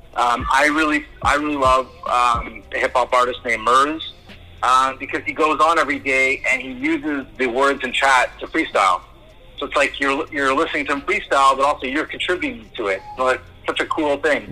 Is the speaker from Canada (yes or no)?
yes; Toronto, Ontario, Canada; I'm from Toronto